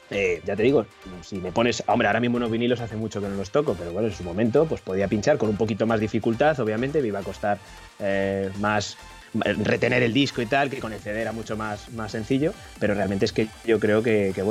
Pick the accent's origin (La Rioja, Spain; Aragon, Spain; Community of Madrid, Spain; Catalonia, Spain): Community of Madrid, Spain; Madrid; moved away as an adult; now in Ibiza, Spain; Nacido y criado en Madrid. Vale. Hasta los 30 años, tengo 38 y desde los 30 a estos últimos 8 años me vine con mi mujer que es madrileña